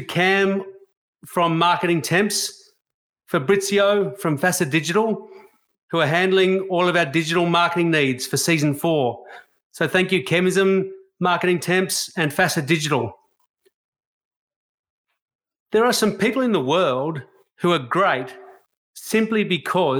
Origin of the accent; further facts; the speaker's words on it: Australia; being an Australian